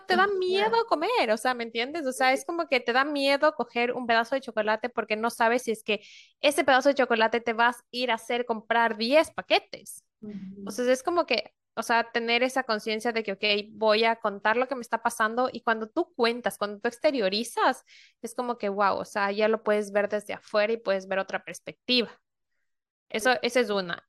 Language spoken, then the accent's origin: Spanish; Ecuador; moved away as an adult; also born or lived in Spain; now in Norway; yo soy ecuatoriana y vivo en Europa, vivo ahorita en Noruega